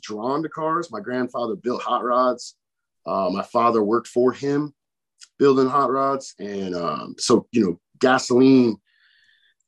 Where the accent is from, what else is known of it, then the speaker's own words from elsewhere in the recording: Chicago, Illinois, United States; I grew up from in Chicago